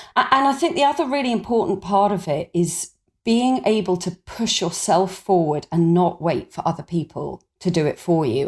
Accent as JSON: {"language": "English", "area": "Suffolk", "region": "East of England", "country": "United Kingdom", "tie": "born or raised there", "said": "I grew up in Suffolk in a family without much money"}